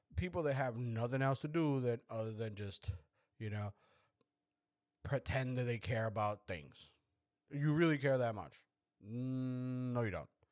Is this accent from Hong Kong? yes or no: no; Mexico; we're Mexicans because we're, we're from Mexico